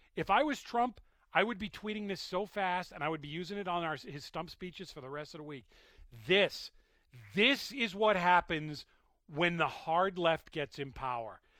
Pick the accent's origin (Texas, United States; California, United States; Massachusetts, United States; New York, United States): Massachusetts, United States; I was born in Massachusetts